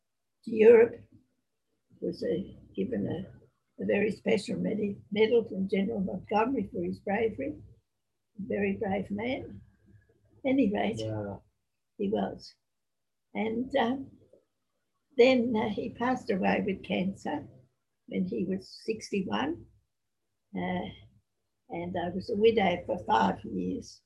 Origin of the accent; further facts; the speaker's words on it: Australia; also born or lived in Sydney; my parents came to Australia from Ireland, and I was born in Australia, my sister and I. I've had a very blessed life in this land, the great country Australia